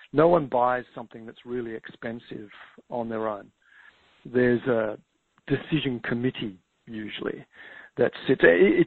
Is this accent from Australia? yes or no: yes; Tasmania, Australia; now in Victoria, Australia; Tasmania, which is where I grew up actually in Australia